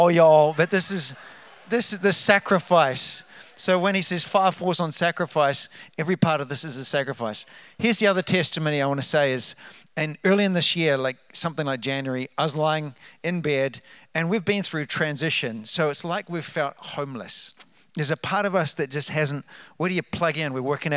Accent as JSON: {"language": "English", "country": "New Zealand", "also_born_or_lived": "Redding, California", "moved": "as an adult", "lives_now": "New Hope, United States", "said": "As you can tell from the accent, we're from New Zealand, but we're Americans"}